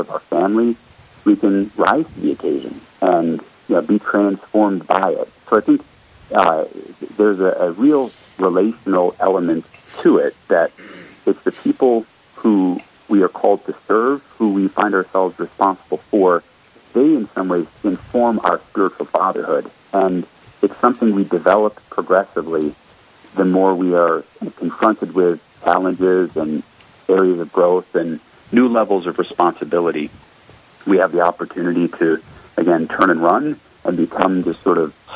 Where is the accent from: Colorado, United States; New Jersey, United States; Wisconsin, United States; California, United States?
Colorado, United States; also born or lived in Florida; But I was born in Florida, and when I was three, we moved up to Colorado, so not quite a native, but darn close. And growing up in Colorado